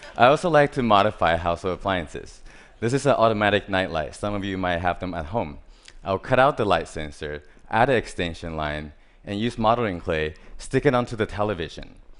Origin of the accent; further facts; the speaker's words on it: Taiwan; I was born in Taiwan. I grew up surrounded by different types of hardware stores.